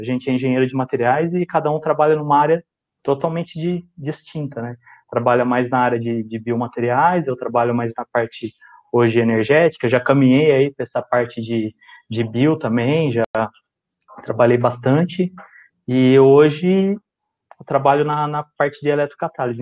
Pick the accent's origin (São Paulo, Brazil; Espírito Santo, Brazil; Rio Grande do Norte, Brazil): São Paulo, Brazil; Casa Branca; moved away as an adult; now in Santo André, Brazil